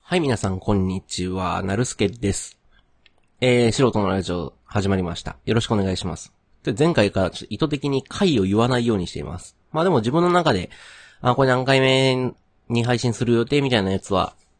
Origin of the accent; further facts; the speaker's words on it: Kyoto, Japan; accent: Kansai dialect (Kyoto, mixed southern Kyoto); moved away as an adult; now in Kobe, Japan; 京都の、例えば僕の出身地、京都の中でも、市内の関西弁と、奈良、大阪寄りの関西弁